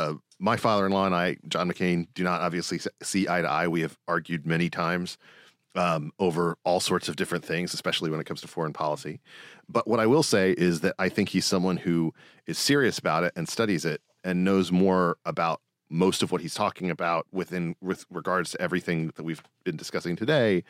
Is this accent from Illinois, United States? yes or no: no; South Carolina, United States; also born or lived in Mississippi; I was born in Mississippi. I grew up in South Carolina